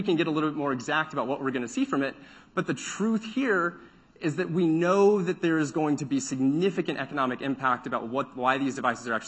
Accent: Central Texas, United States; I grew up in Central Texas where it becomes remarkably hot

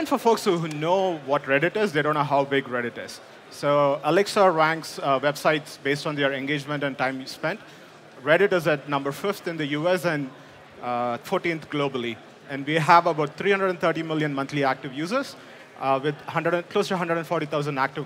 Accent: India; moved away as an adult; now in United States; I grew up in India, came to US for my master's at Purdue University

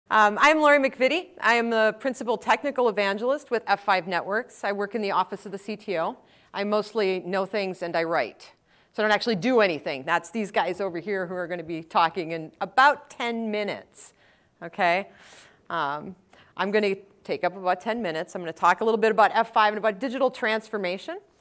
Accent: Wisconsin, United States; I'm from Wisconsin, so you can just, you don't have to ask that one if you hear the, hear the accent

